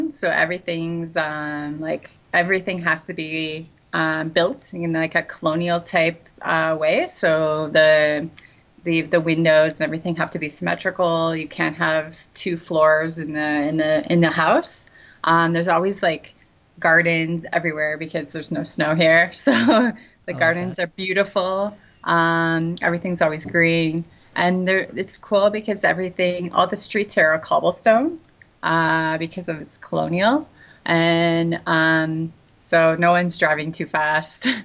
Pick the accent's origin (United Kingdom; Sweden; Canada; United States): Canada; now in Antigua, Guatemala; I speak French and English because uh, I'm Canadian. Um, but I had to learn Spanish when I came here because his family doesn't speak English.